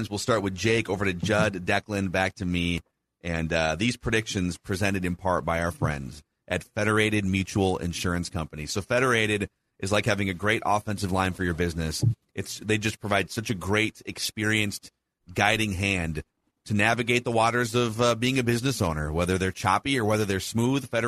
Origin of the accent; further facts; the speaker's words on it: Boston, Massachusetts, United States; I'm from Boston.